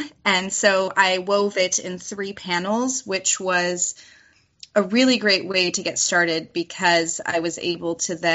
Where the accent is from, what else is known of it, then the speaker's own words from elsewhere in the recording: California, United States; also born or lived in Washington State; I'm from California